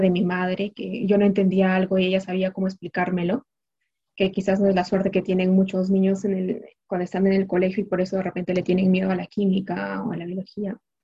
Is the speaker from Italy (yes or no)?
no; Peru; moved away as an adult; now in France; nosotros como peruanos